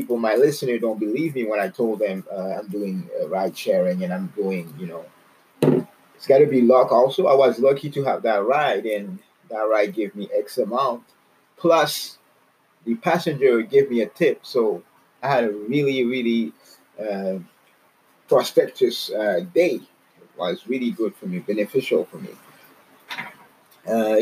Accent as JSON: {"language": "English", "country": "Canada", "said": "I'm from Canada"}